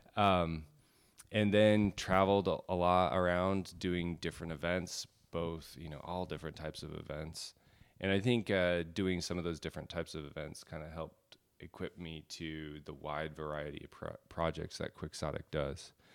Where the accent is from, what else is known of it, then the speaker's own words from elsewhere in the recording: Alaska, United States; growing up in Alaska